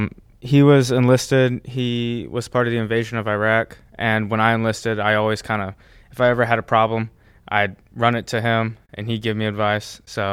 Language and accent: English; College Station, Texas, United States; I'm from College Station, Texas.